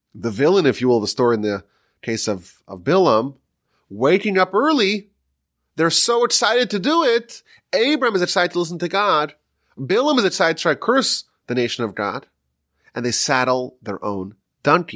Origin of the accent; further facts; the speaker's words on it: New York, United States; now in Texas, United States; I'm from New York still